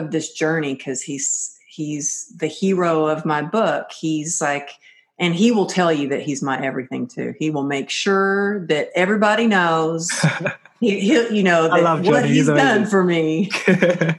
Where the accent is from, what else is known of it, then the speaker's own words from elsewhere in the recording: Texas, United States; growing up in Texas, I really grew up where when we told somebody we were going to do something, we did it.